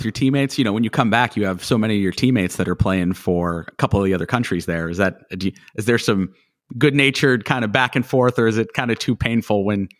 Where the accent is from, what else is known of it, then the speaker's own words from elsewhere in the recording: near Pittsburgh, Ohio, United States; now in Arizona, United States; growing up near Pittsburgh